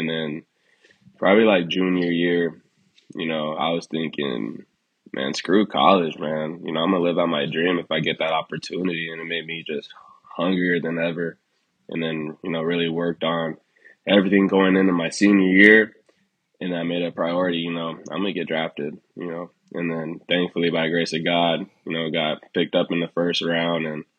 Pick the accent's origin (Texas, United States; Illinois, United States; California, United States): California, United States; Long Beach; Man, life growing up here was actually good, man. You know, it was really diverse, so really never had to deal with any bullshit any time.